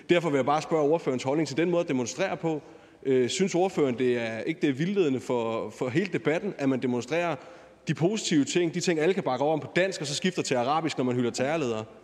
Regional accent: Odense, Southern Denmark, Denmark; Nu er jeg selv fra Odense, og der har været en del demonstrationer også

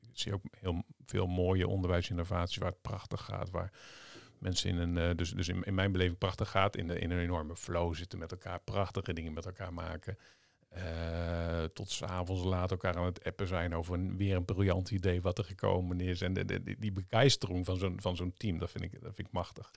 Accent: Zeeland, Netherlands; moved away; also born or lived in Vlissingen; ik kom uit Zeeland

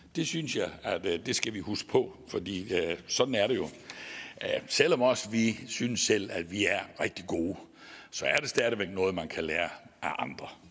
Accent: Vojens, Southern Denmark, Denmark; accent: Southern Jutlandic (sønderjysk); så er jeg jo sønderjyde, og det kan I også godt samtidig høre på min dialekt

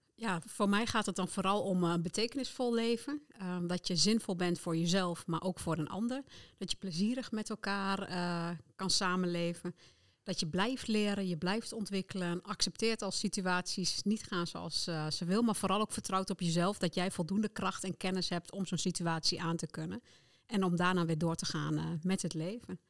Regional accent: Netherlands; ik als Nederlander

